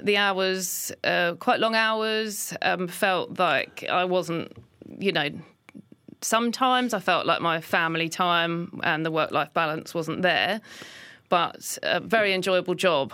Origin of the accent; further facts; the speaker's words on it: Lewes, South East England, United Kingdom; also born or lived in London; when I was six or seven is when we moved from London. So a lot of my childhood was spent in Sussex.